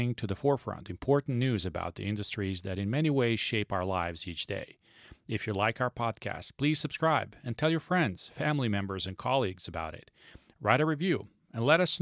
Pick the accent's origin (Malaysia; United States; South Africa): United States; Seattle, Washington; my hometown team, the Seattle Storm